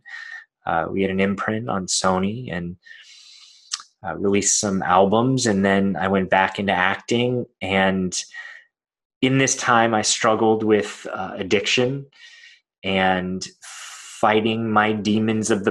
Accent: Los Angeles, California, United States; I was born in Los Angeles, California

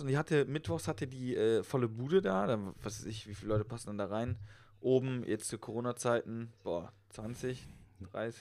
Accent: Westerwald, Rhineland-Palatinate, Germany; moved away; ich komme aus dem Westerwald

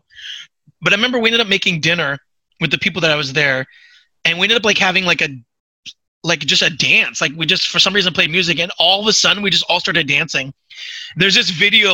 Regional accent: Australia; accent: Australian; My Australian accent

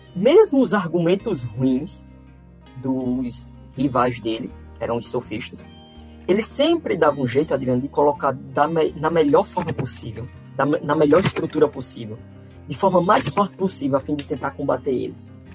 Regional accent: Campina Grande, Paraíba, Brazil; now in João Pessoa, Brazil; nasci em Campina Grande, mas moro em João Pessoa, aqui na Paraíba, há muito tempo. É, sou paraibano

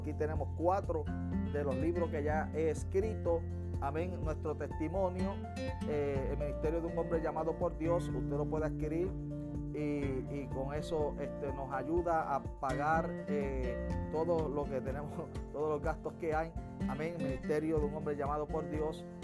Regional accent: Utuado, Puerto Rico; en el barrio, amén, de los Pinos de Utuado, donde me crié

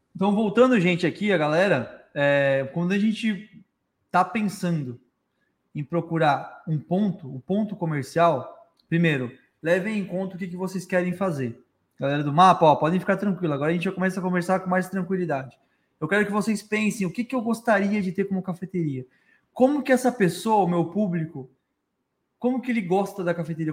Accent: Florianópolis, Santa Catarina, Brazil; moved away as an adult; now in Tubarão, Brazil; E eu sou de Florianópolis

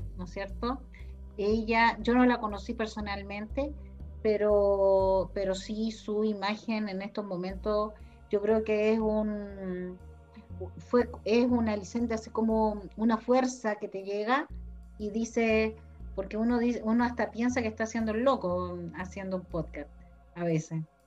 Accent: Chile; somos bien pauteados como chilenos

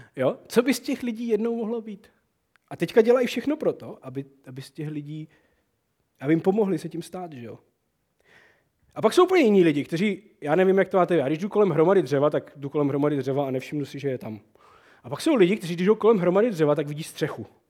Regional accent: Moravian Wallachia, Czechia; To je naše valajské Prostě to my uctíváme u nás na Malajsku

